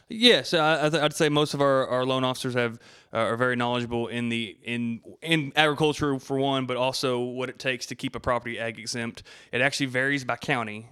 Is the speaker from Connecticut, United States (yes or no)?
no; Abbott, Texas, United States; also born or lived in Hillsboro, Texas; from Abbott, Texas. I was born in Hillsboro, which is just north of Abbott, you know, small town